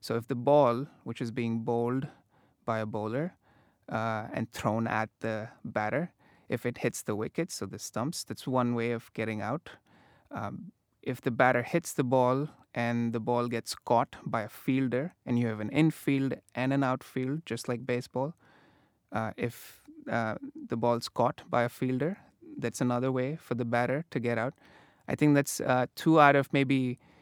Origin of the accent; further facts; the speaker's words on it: India; moved away as an adult; now in Massachusetts, United States; I grew up in India. I grew up playing this game on the streets